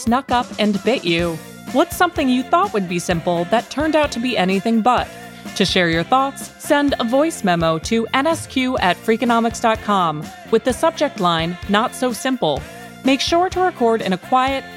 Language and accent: English; New York, United States; As a New Yorker